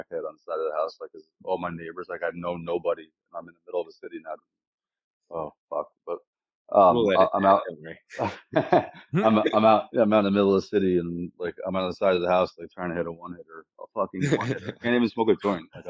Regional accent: Jackson, New Jersey, United States; moved away as an adult; now in Pennsylvania, United States; living in Jackson, where I grew up in New Jersey

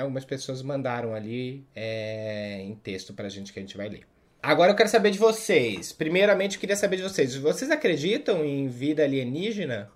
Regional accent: South Region, Brazil; now in Southeast Brazil; eu não nasci aqui, né? Eu sou do Sul também

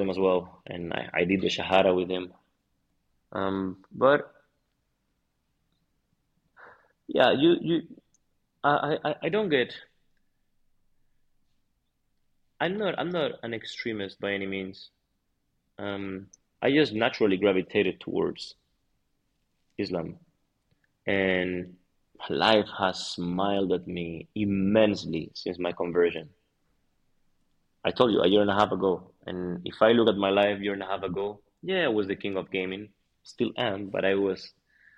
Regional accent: Madrid, Community of Madrid, Spain; I'm from Madrid

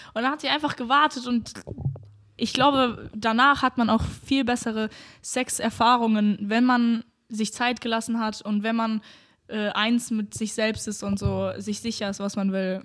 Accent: North Rhine-Westphalia, Germany; now in Berlin, Germany; ich komme ja aus NRW

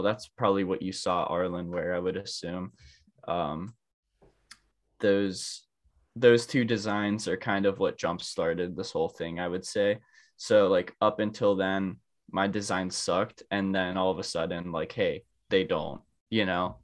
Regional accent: Pittsburgh, Pennsylvania, United States; I'm from Pittsburgh, Pennsylvania

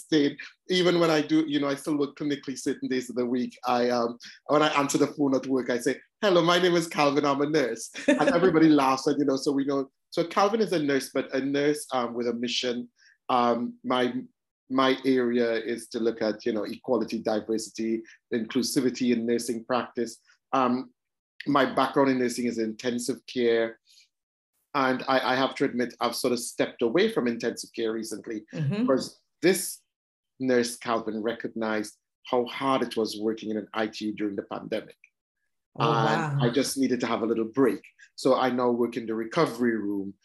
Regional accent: Trinidad & Tobago; now in London, United Kingdom; I was born and brought up in Trinidad. Trinidad and Tobago, this tiny little island, or twin island in the Caribbean.

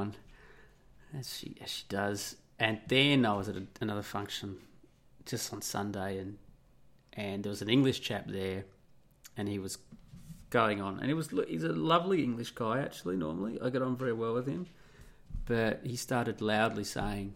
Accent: Australia; also born or lived in Italy; I'm Australian

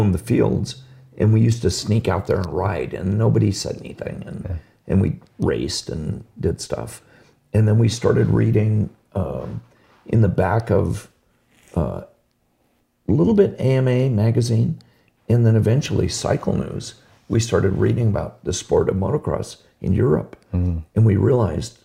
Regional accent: Hawthorne, California, United States; born or raised there; also born or lived in Manhattan Beach, California

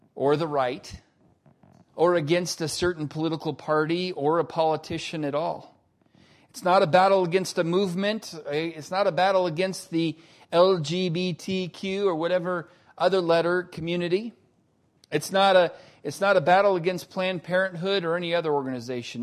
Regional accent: United States; we Americans

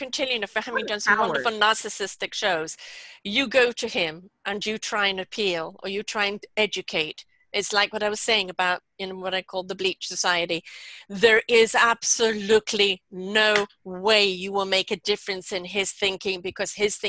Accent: Canada; And I'm Canadian, for Christ's sake, and I get worked up over this.

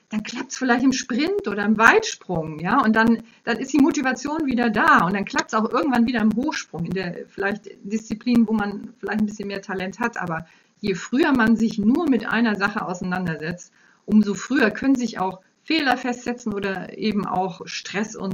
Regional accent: Kiel, Schleswig-Holstein, Germany; Ich komme aus Kiel, da war es möglich.

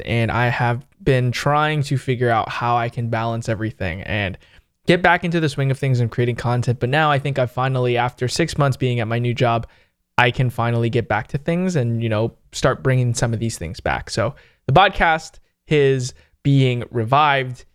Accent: San Jose, California, United States

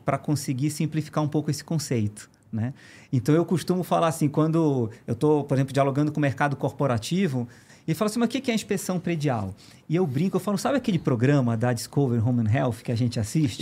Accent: Pará, Brazil; moved away as an adult; also born or lived in Belém; now in São Paulo, Brazil; eu não sou daqui, eu sou do Pará

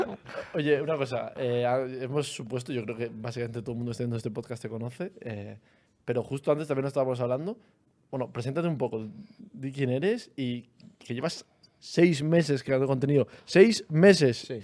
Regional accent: Almería, Andalusia, Spain; los dos hemos estudiado en un instituto que se llama El Alborán

